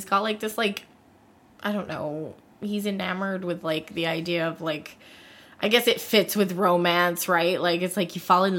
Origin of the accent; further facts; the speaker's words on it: North Carolina, United States; We're both from North Carolina.